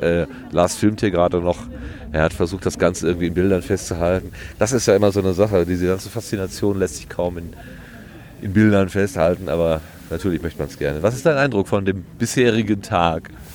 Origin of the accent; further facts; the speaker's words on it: Sauerland, North Rhine-Westphalia, Germany; Ich komme ja wenigstens noch aus dem Land der tausend Berge, dem Sauerland